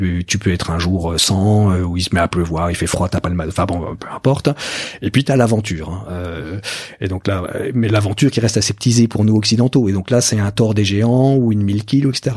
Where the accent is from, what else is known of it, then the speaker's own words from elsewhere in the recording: Burgundy, Bourgogne-Franche-Comté, France; moi je viens de Bourgogne